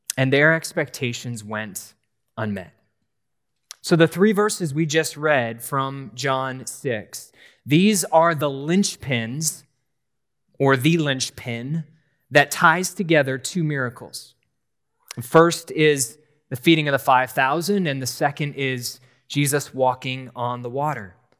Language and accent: English; New Hampshire, United States; I grew up in New Hampshire